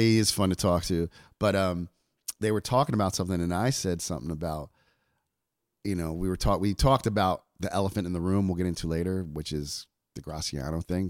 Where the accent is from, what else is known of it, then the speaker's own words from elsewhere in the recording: New Jersey, United States; I'm from New Jersey